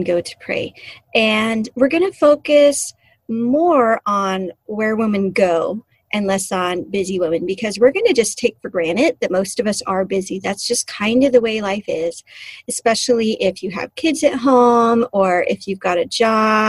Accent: California, United States; now in Alaska, United States; I grew up in California and was at the beach quite a bit

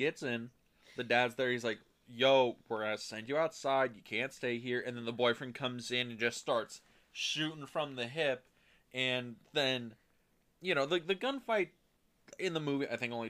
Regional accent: California, United States; I know. I know. I grew up in Southern California.

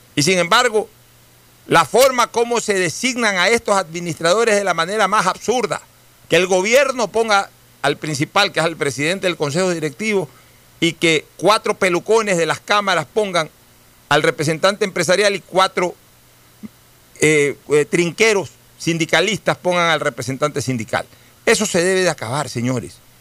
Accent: Ecuador

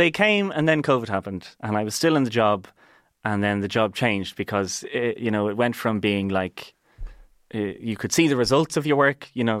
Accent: Dublin, Leinster, Ireland; sure, I'm from Dublin. Sure, I know everything there is to know about Dublin. Why would I go on a tour?

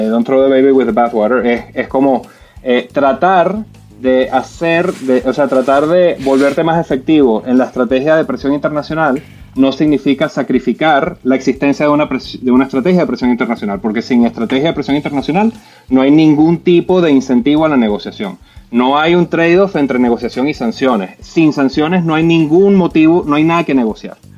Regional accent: Venezuela; moved away; todos somos venezolanos

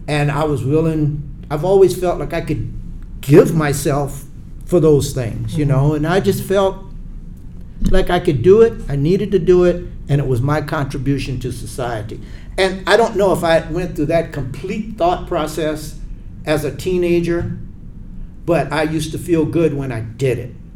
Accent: Charleston, South Carolina, United States; I'm from Charleston, South Carolina

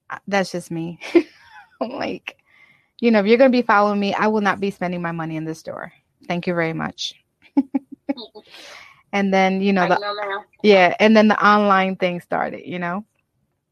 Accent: New York, United States; I grew up in New York

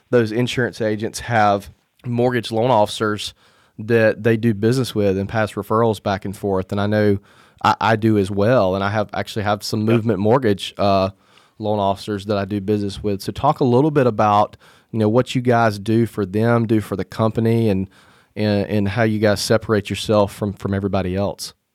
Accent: Mobile, Alabama, United States; my hometown, Mobile, Alabama

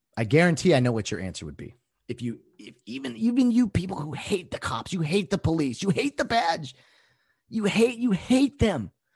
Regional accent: Glendora, California, United States; born or raised there

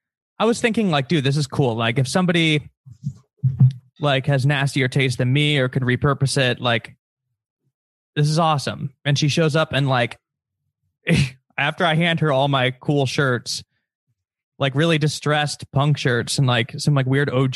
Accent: Chicago, Illinois, United States; now in Los Angeles, United States

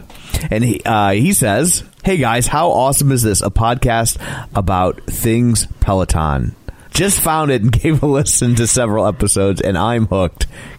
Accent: United States; because we're American.

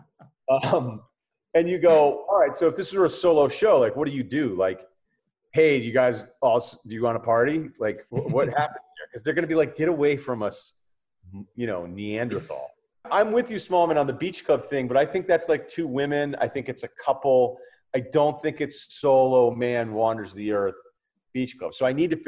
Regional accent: Martha's Vineyard, Massachusetts, United States; growing up in Martha's Vineyard

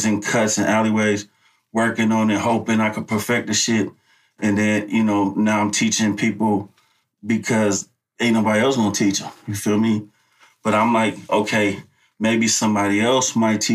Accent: Oakland, California, United States; I came to the town when I was like 3. Mm-hmm. So I've been here all my life

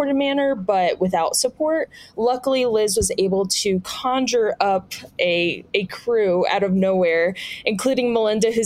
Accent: East Coast, United States; We're both from the East Coast

